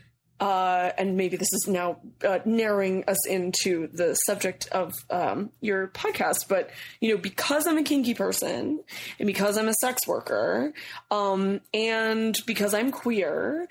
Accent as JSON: {"language": "English", "region": "California", "country": "United States", "moved": "yes", "lives_now": "New York, United States", "said": "I'm actually from California, so like, you know, the land where marijuana is like milk."}